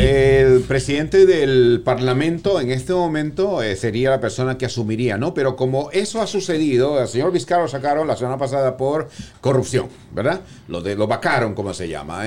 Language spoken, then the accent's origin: Spanish; Peru; moved away; yo soy peruano